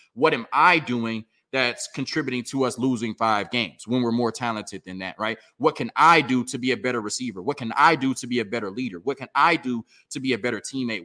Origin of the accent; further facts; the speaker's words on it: Texas, United States; also born or lived in Louisiana; I was born in Louisiana, even though I was raised in Texas